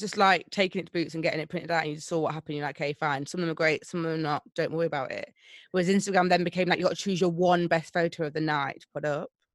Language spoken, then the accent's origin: English; Nottingham, East Midlands, United Kingdom; I'm actually from Nottingham, born and bred.